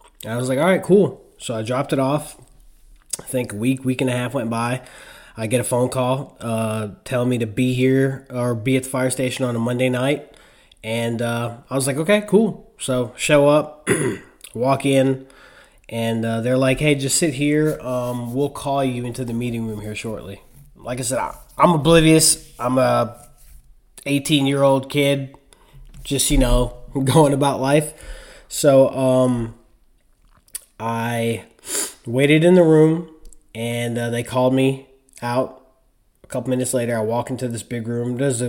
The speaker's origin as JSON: {"language": "English", "town": "Spring Valley", "region": "New York", "country": "United States", "tie": "born or raised there", "said": "I was born and raised in Spring Valley, New York, in Rockland County."}